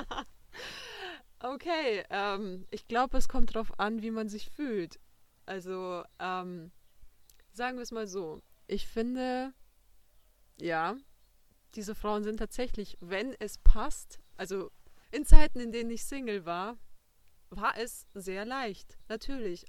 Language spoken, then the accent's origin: German; Passau, Bavaria, Germany; ich bin aus Passau